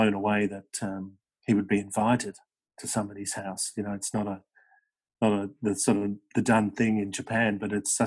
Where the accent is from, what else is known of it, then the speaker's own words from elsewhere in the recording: Melbourne, Victoria, Australia; also born or lived in United Kingdom; I was 8 years old when I came out